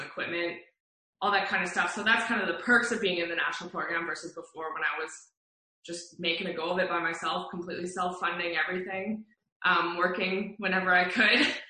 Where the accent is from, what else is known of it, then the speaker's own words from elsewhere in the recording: Calgary, Alberta, Canada; come up here to Calgary to race in my hometown